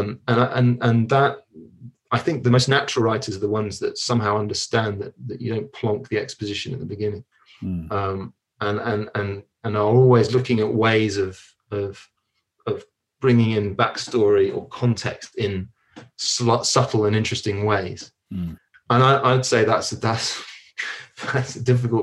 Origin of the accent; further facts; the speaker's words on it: London, United Kingdom; moved away; also born or lived in São Paulo, Brazil; I was born in Hackney in London